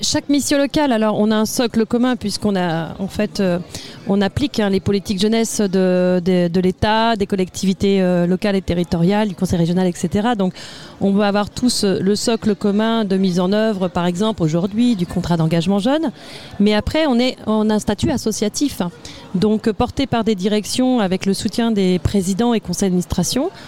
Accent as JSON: {"language": "French", "region": "Normandy", "country": "France", "said": "je viens de Normandie, ça va peut-être s'entendre sur l'accent, j'ai pas votre accent."}